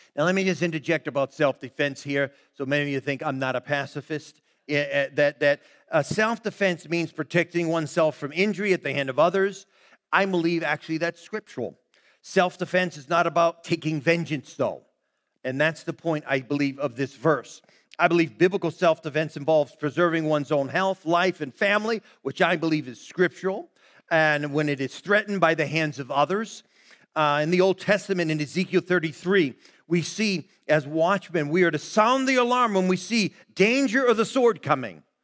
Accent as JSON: {"language": "English", "town": "Brockton", "region": "Massachusetts", "country": "United States", "tie": "born or raised there", "said": "that became our neighborhood there growing up in Brockton, Mass."}